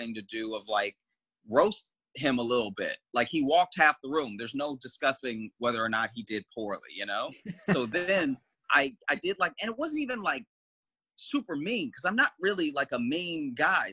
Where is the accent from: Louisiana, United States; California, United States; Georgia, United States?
Louisiana, United States; also born or lived in Chicago; now in New York, United States; I was born and raised in Louisiana